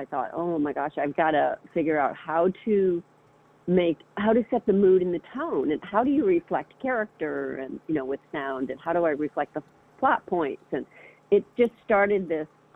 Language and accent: English; Boston, Massachusetts, United States; moved away as an adult; also born or lived in San Francisco / Southern California; I was from the Boston area, and so I moved to San Francisco